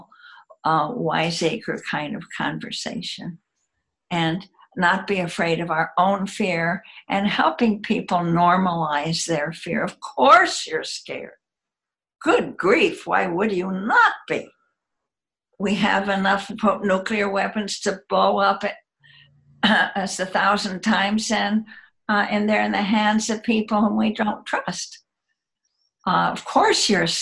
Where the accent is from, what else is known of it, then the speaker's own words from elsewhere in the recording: United States; I'm American and live in the United States